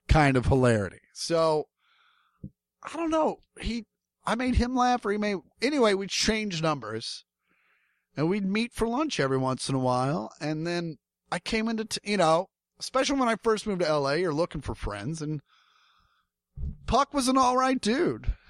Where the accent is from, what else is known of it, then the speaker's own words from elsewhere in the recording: Kansas City, United States; growing up in Kansas City